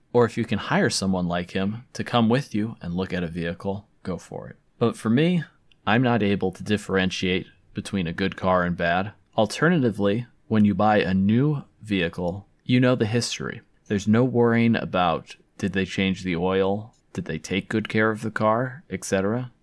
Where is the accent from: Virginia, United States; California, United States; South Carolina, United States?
California, United States; moved away as an adult; also born or lived in Provo, Utah (BYU); I'm from California